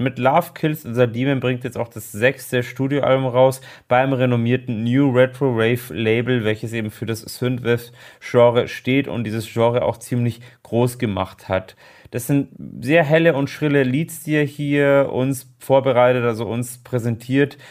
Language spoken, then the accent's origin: German; Germany; bei uns in Deutschland